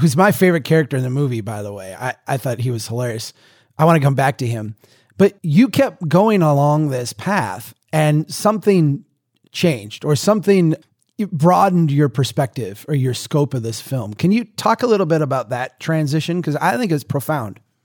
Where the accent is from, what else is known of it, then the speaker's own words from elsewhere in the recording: Brainerd, Minnesota, United States; my hometown here, in Brainerd